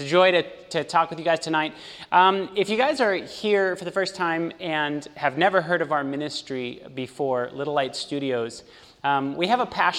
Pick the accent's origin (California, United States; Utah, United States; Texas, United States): California, United States; moved away as an adult; also born or lived in Los Angeles, California; now in Chattanooga, United States; I am actually from California, born and raised, lived in California my whole life